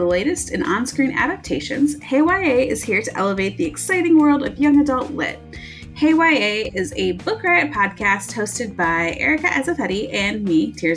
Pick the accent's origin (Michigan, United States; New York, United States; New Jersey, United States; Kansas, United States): Michigan, United States; now in Iowa, United States; I'm from Michigan and we have glorious fall colors